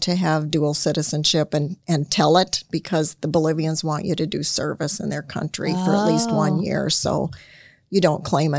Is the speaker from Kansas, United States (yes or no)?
no; Illinois, United States; Yeah, well, I was born in Illinois and grew up there, not far from where Scott also.